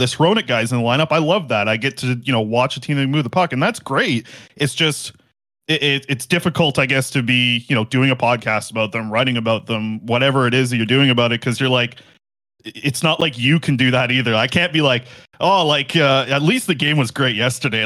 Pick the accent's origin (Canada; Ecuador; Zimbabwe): Canada; Nanaimo, British Columbia; I was born on Vancouver. I was born in Nanaimo. I grew up a Canucks fan